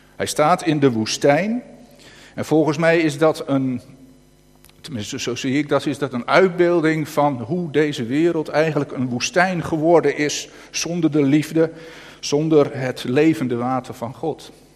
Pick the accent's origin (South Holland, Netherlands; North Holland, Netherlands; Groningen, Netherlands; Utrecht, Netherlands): North Holland, Netherlands; accent: Noord-Hollands; Ik begin echt Noord-Hollands te gaat lezen, weet je, echt Noord-Hollands eh, te praten